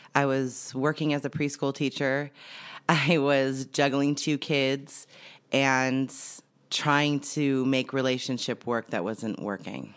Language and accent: English; Santa Clarita, California, United States; I grew up in Santa Clarita Valley, California.